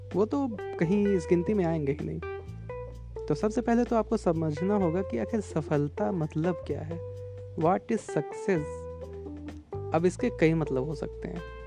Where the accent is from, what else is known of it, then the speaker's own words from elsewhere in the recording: Uttar Pradesh, India; मैं यूपी से बिलोंग करता हूँ उत्तर प्रदेश से